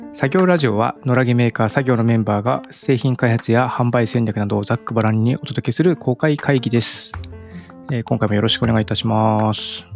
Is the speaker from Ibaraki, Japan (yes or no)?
yes; Ibaraki, Japan; now in Tokyo, Japan; 僕の田舎の方は茨城ですけど、茨城の田舎の方